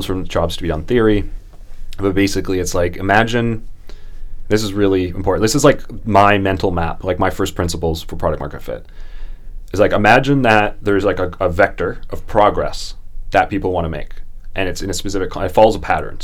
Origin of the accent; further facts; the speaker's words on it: Canada; I'm Canadian